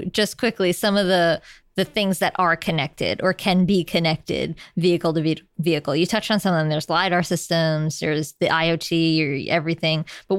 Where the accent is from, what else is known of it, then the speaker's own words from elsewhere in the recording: New York City, New York, United States; As a New Yorker and a cyclist and a frequent pedestrian, it is not safe out there for us.